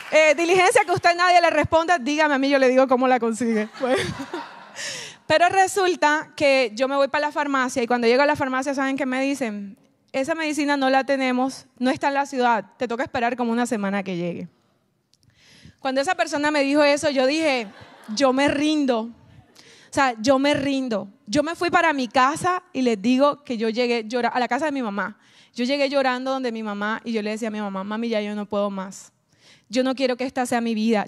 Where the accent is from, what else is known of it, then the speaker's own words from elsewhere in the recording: Colombia; moved away; yo soy de Colombia